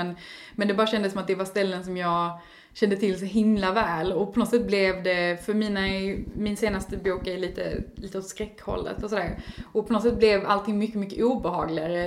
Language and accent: Swedish; Eslöv, Skåne, Sweden; Eslöv, där jag kommer ifrån ursprungligen